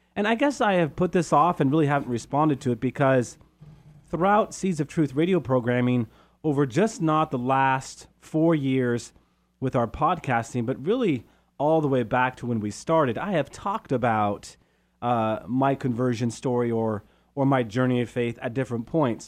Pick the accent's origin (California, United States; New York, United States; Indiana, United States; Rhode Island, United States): California, United States; Modesto; also born or lived in San Ramon / Steubenville / Loretto; now in Chico, United States; we moved to Modesto from San Ramon